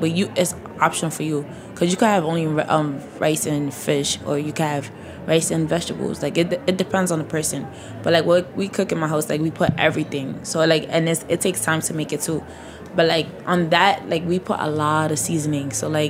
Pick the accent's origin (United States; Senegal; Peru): Senegal; also born or lived in Mauritania; So, like, I'm from Senegal and Mauritania. So, like, we mostly eat, like, Senegalese food.